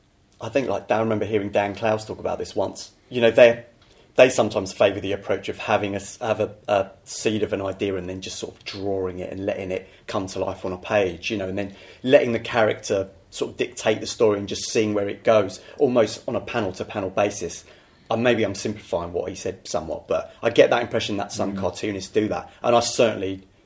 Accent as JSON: {"language": "English", "region": "London", "country": "United Kingdom", "tie": "born there", "said": "Well, I'm from... I was born in King's College Hospital."}